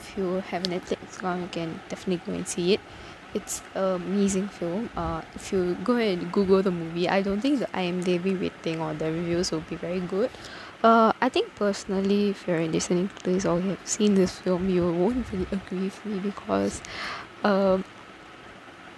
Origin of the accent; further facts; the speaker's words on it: Tamil Nadu, India; I'm a Tamilian. I'm from Tamil Nadu